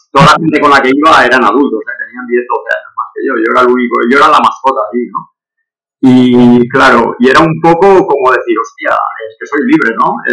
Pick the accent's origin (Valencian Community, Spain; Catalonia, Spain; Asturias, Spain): Valencian Community, Spain; Valencia; moved away as an adult; also born or lived in Barcelona metropolitan area; now in Barcelona, Spain; yo soy de Valencia, aunque vivo desde hace 26 años aquí en el área metropolitana de Barcelona.